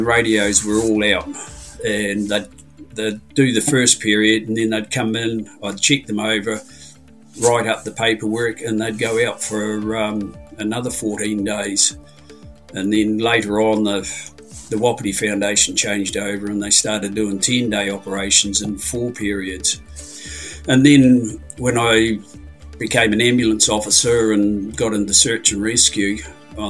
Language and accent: English; Fiordland, Southland, New Zealand; now in Te Anau, New Zealand; I was brought up in Fiordland on the side of the Milford Road